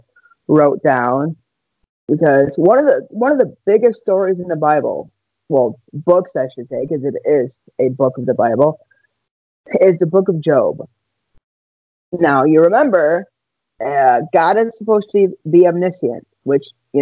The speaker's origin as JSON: {"language": "English", "region": "Wisconsin", "country": "United States", "said": "I am from Wisconsin"}